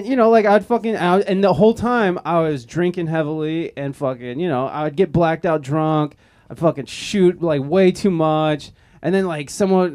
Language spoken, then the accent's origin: English; Toledo, Ohio, United States; now in San Diego, United States; I'm from Toledo, Ohio